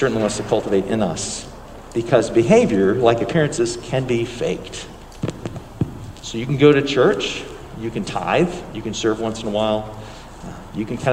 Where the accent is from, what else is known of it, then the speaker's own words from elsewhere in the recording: United States; we're American Christians